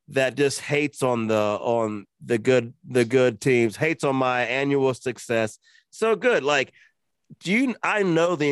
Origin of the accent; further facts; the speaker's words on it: Georgia, United States; I'm from Georgia